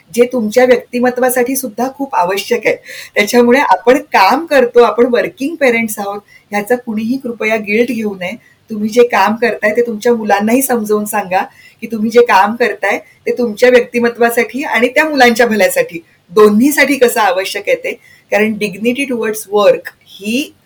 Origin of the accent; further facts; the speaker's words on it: Marathwada, Maharashtra, India; माझं बालपण मराठवाड्यात गेलं